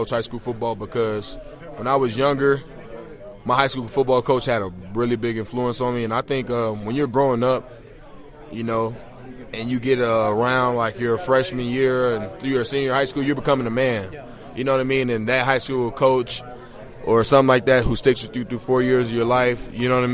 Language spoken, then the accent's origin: English; Chicago, Illinois, United States; I'm from Chicago, Illinois.